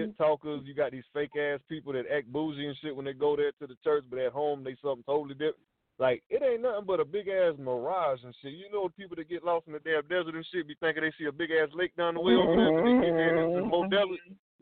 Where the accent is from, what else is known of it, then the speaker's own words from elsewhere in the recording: the South, United States; I'm from the South